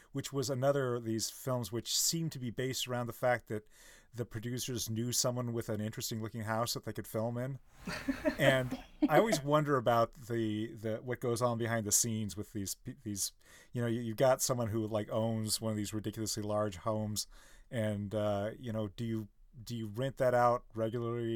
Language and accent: English; Midwest, United States; I come from the Midwest, and I have family in Illinois and Ohio